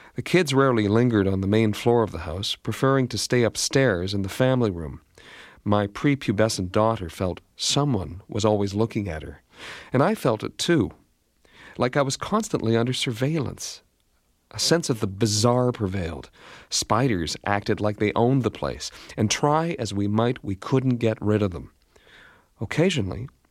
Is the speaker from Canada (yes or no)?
yes; Canada; Being Canadian